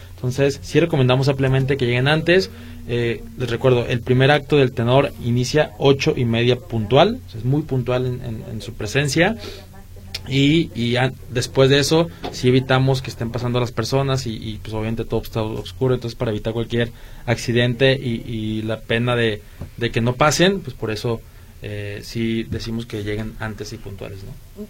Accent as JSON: {"language": "Spanish", "town": "Guadalajara", "region": "Jalisco", "country": "Mexico", "said": "los que somos de Guadalajara"}